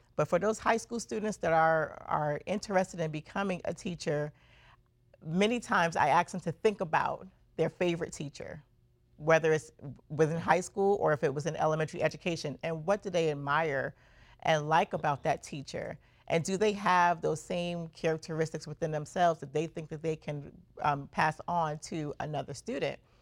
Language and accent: English; New York City, New York, United States; also born or lived in Brooklyn, New York; I was born in Brooklyn and raised in Queens, New York